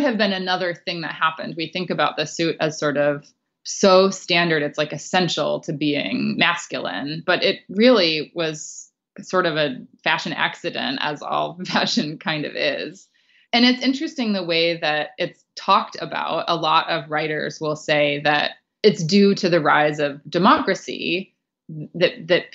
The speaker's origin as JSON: {"language": "English", "region": "California", "country": "United States", "tie": "born or raised there", "said": "I grew up in California and no one wears suits in California"}